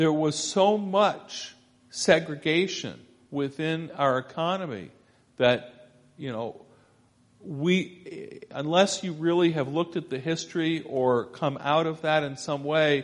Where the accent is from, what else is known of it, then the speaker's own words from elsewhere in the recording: Scarsdale, New York, United States; moved away; I grew up initially in Scarsdale, New York, Westchester County, just north of New York City.